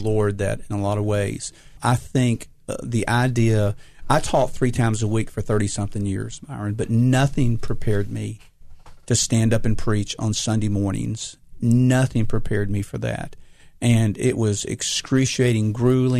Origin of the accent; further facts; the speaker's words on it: Memphis, Tennessee, United States; I grew up in Binghamton